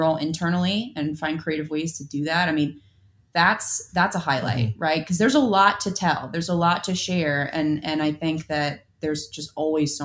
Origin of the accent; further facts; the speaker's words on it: Minneapolis, Minnesota, United States; moved away; I hail from Minneapolis.